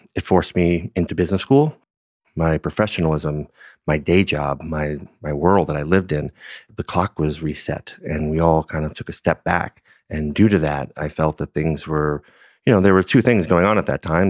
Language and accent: English; New York City, New York, United States; now in Napa Valley, United States; Born and raised in Brooklyn